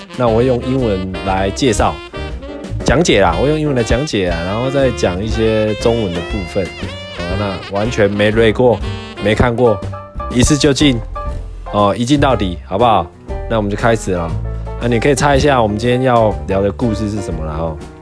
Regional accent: southern Taiwan, Taiwan; moved away; 我是南部人嘛，所以来北部一定会有一些文化上的体验

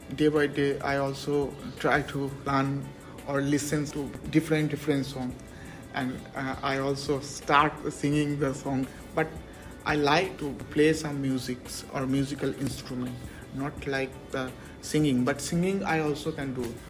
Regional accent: Kolkata, West Bengal, India; moved away as an adult; now in Chiayi, Taiwan; I am from the east, and my state means province name is the West Bengal.

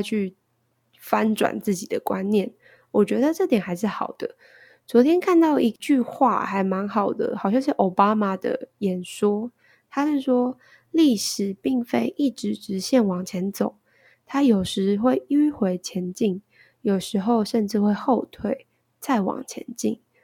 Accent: Taiwan; now in United States; 身为一个台湾人

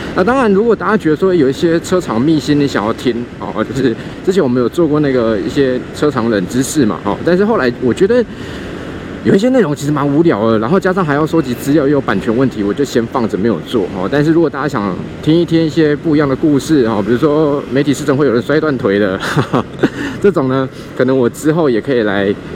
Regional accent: Kaohsiung, Taiwan; moved away as an adult; 我自己是在左营的海军医院出生的嘛，然后小时候住右昌、桥头这一带

